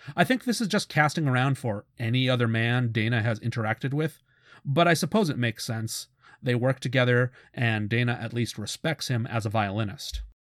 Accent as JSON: {"language": "English", "country": "Canada", "said": "I'm Canadian"}